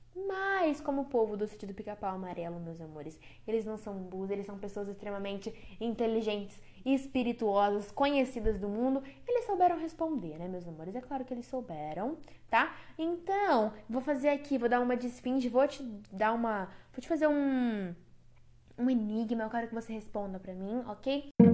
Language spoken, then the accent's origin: Portuguese; Brazil